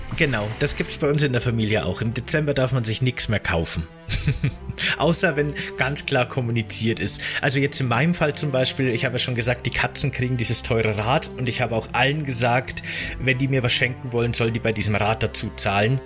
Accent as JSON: {"language": "German", "region": "Bavaria", "country": "Germany", "tie": "born or raised there", "said": "in Bayern, wo ich aufgewachsen bin"}